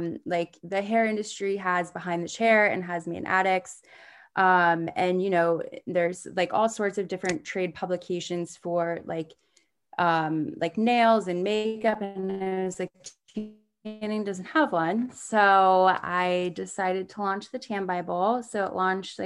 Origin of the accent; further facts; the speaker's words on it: D.C., Maryland, United States; I grew up in Maryland, outside of Washington, D.C. in the States.